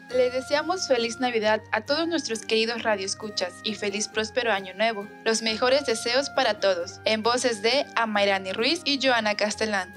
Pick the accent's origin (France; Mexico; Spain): France; Spanish is a second language; moved away; soy de Francia